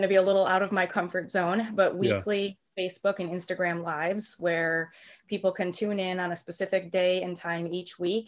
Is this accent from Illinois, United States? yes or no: yes; Lake Forest, Illinois, United States; I grew up here in Lake Forest